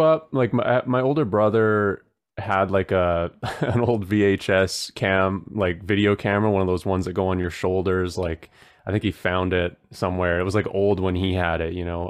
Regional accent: Protection Island, British Columbia, Canada; also born or lived in Tofino, Canada; now in Ontario, Canada; I grew up on an island, uh, that has, like, probably around three hundred people, and it's off of Vancouver Island. It's called Protection Island

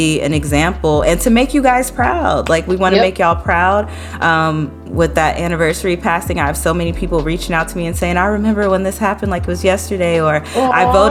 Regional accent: New Orleans, Louisiana, United States; I grew up in New Orleans

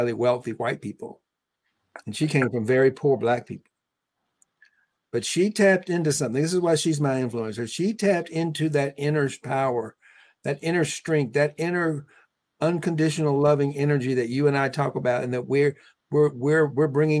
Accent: Deep South, United States; We were both born in 1954 in the Deep South.

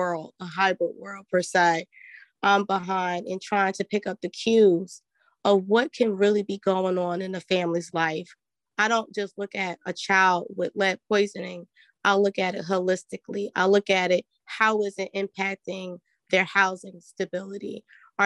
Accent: New Jersey, United States; I'm from New Jersey

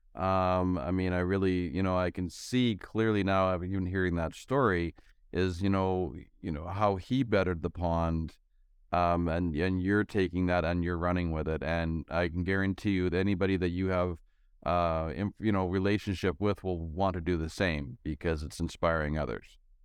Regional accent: Canada; I'm from Canada

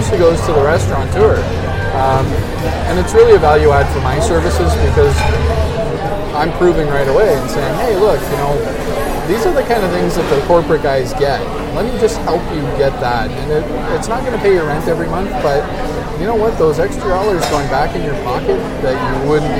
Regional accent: Canada; we're Canadian

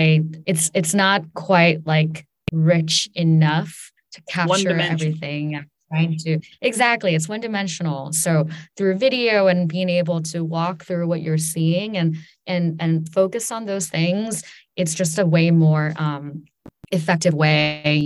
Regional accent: China; also born or lived in New York, United States; I grew up in China and also on the East Coast, in and near New York.

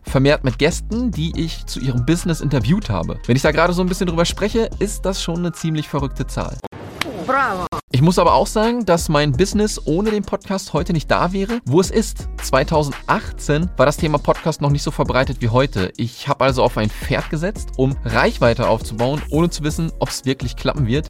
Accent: Germany; wir als Deutsche

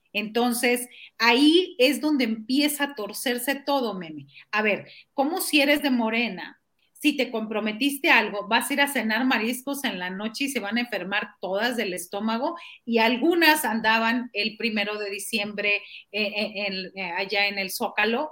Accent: Matamoros, Tamaulipas, Mexico; yo soy de Matamoros

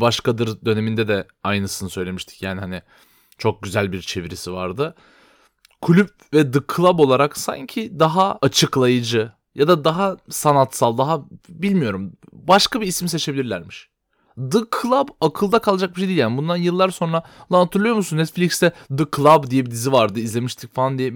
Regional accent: Istanbul, Turkey; doğma büyüme İstanbulluyuz ikimiz de.

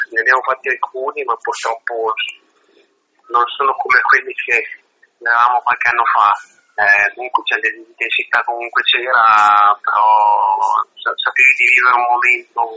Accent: Italy; noi siamo di Reggio

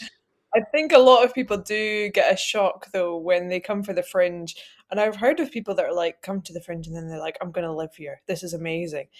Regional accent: Edinburgh, Scotland, United Kingdom; I'm from Edinburgh. I was born here, I've tried to leave, failed

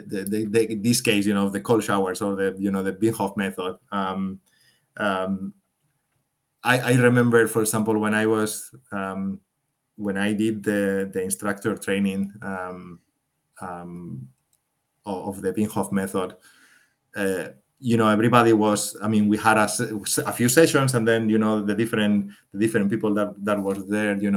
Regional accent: Spain; moved away as an adult; now in Switzerland; I'm from Spain

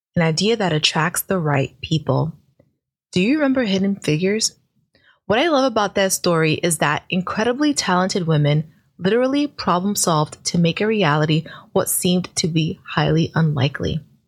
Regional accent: New York City, New York, United States; I'm from Brooklyn

